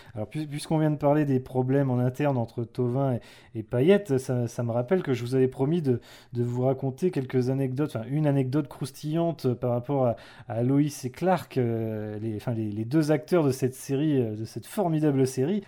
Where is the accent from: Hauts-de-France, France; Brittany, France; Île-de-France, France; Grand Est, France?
Brittany, France; en tant que breton